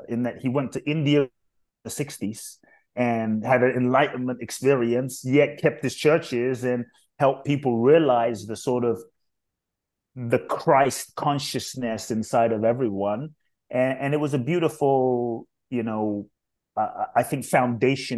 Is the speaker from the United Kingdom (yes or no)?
yes; London, United Kingdom; also born or lived in Ghana / Mexico; now in United States; I was born in Ghana, West Africa. My father's from Ghana. My mother's Japanese. I grew up in London. I live in the US. I live partly in Mexico.